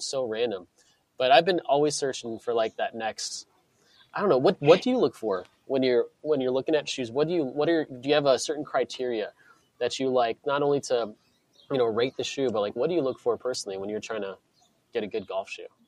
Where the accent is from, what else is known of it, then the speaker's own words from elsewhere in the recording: Clearwater, Florida, United States; where I grew up in Florida, it's where they started the first Hooters. It was in, mm-hmm. Clear, in Clearwater, Florida.